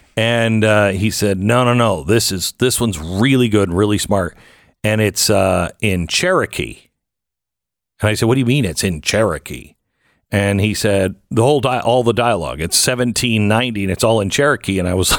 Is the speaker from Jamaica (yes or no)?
no; Canada; I'm Canadian